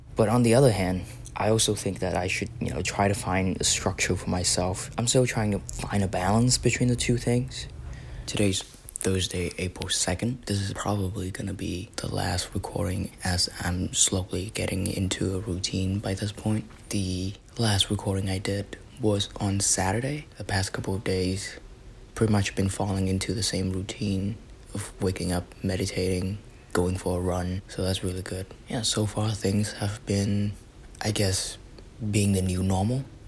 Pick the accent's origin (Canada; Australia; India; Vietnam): Vietnam; moved away as an adult; now in Philadelphia, United States; I'm from Vietnam